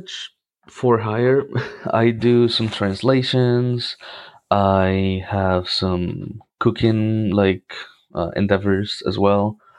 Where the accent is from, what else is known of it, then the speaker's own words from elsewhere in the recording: Cartagena, Bolívar, Colombia; of course. I'm from Colombia. I'm from Cartagena. That's one of the most important and historical cities in Colombia.